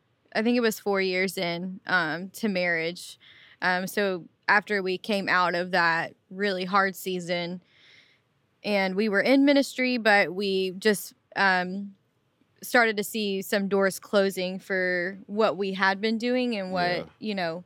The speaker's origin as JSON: {"language": "English", "town": "Memphis", "region": "Tennessee", "country": "United States", "tie": "born or raised there", "said": "Yeah, so I was born and raised here in Memphis and, you know, just grew up in church."}